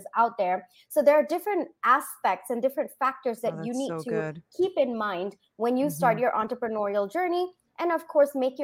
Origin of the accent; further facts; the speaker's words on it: Singapore; moved away; also born or lived in India / Bangalore, India; I was born in India, raised in Singapore, then did my engineering in Bangalore